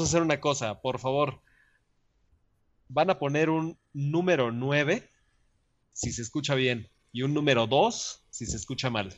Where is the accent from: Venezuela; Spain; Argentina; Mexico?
Mexico; Yo soy de México